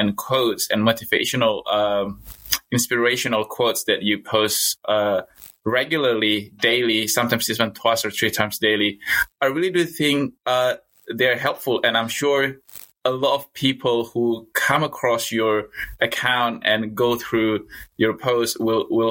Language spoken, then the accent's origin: English; Indonesia; also born or lived in Newcastle, Australia; now in Australia; I was born in Indonesia of a Chinese descent